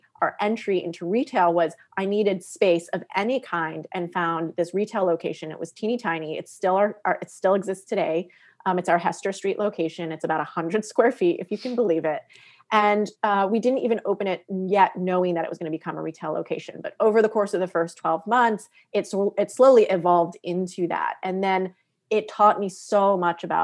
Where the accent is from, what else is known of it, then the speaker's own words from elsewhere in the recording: Western Massachusetts, United States; moved away as an adult; also born or lived in New York City; until I was 18 years old, I lived in Western Massachusetts